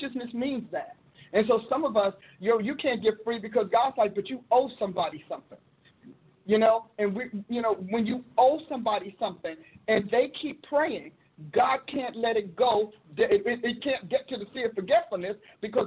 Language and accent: English; Newark, New Jersey, United States; I grew up in Newark where, you know, in the city